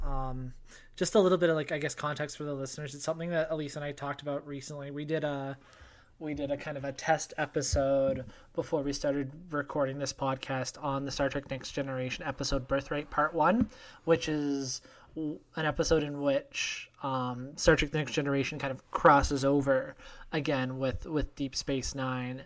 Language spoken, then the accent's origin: English; Canada; your boy is Canadian